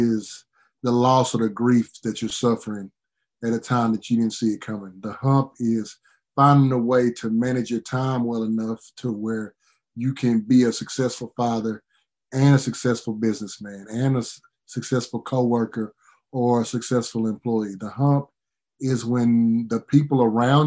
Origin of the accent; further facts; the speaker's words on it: East Texas, United States; I grew up in East Texas